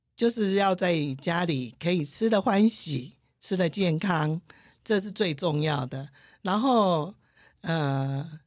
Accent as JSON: {"language": "Chinese", "country": "Taiwan", "said": "因为我是传统台湾人的家庭"}